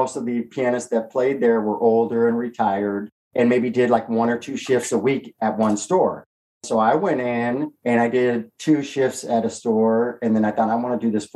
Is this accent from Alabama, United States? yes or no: no; Southern California, United States; growing up in Southern California